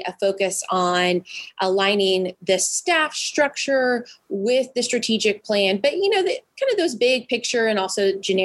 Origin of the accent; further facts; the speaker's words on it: Midwest, United States; also born or lived in Indianapolis; I grew up in the Midwest and had been living in Indianapolis